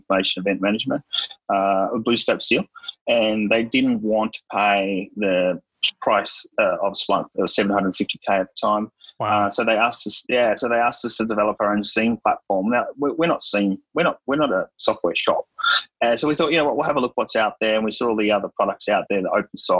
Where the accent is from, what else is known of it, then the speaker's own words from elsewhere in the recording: Melbourne, Victoria, Australia; I was raised in Melbourne